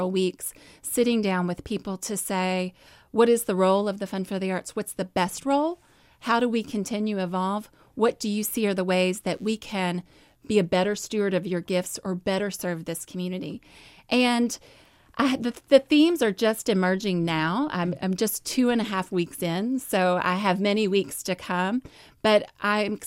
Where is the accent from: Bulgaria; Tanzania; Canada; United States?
United States; Louisville, Kentucky; I grew up here in Louisville. I grew up in the South End.